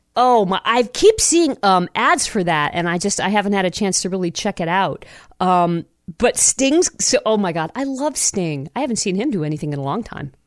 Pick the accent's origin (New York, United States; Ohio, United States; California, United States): Ohio, United States; Toledo; my home that I grew up in in Toledo